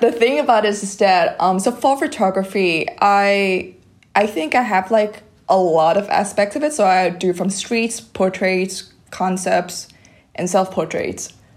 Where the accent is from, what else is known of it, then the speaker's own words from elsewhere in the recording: Vietnam; English is a second language; moved away; I'm come from Viet